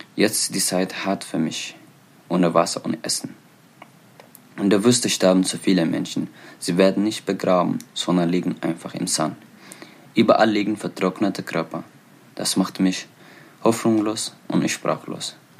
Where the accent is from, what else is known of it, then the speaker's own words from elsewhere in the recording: Eritrea; German is a second language; now in Germany; ich komme aus Eritrea. Ich liebe meine Heimat.